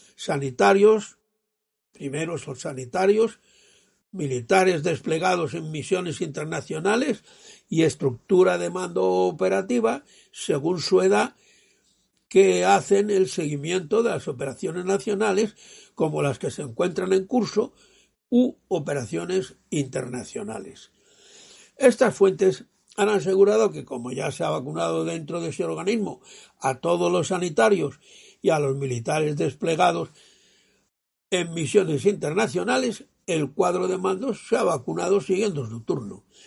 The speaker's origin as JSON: {"language": "Spanish", "country": "Spain", "said": "un español nonagenario, yo"}